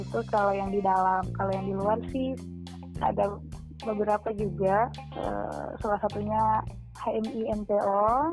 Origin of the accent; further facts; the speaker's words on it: Lambunu, Central Sulawesi, Indonesia; now in Sigi, Indonesia; saya dari Pantai Timur, di Mutong, di Desa Lambunu